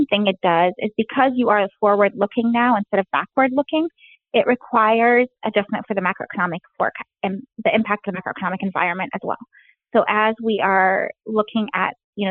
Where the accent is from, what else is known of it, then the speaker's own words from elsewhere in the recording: Alexandria, Alexandria Governorate, Egypt; moved away; I grew up in Alexandria, Egypt